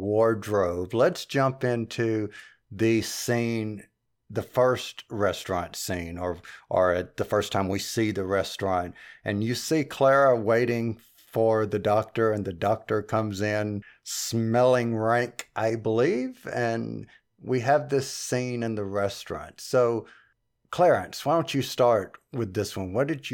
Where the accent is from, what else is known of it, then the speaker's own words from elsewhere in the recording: Scotland, United Kingdom; Yes, indeed. I'm Scottish. I can complain about things.